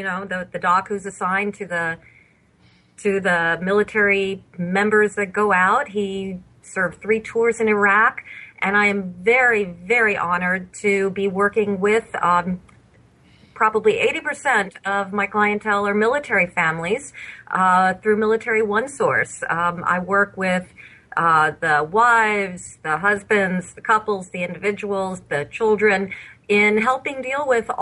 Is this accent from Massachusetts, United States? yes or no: no; Bethesda, Maryland, United States; born there; My military background goes back to the day I was born in Bethesda Naval Hospital.